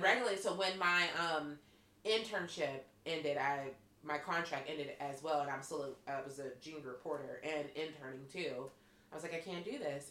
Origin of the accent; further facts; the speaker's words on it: Pittsburgh, Pennsylvania, United States; accent: Pittsburgh; I'm coming from Pittsburgh. Our accent's hard as fuck